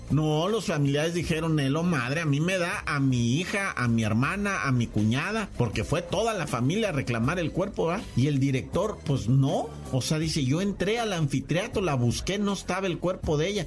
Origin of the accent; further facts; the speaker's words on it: Mexico; Somos mexicanos